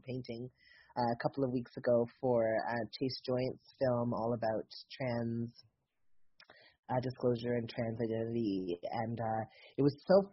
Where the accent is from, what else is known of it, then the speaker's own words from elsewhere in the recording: the South, United States; I'm from the South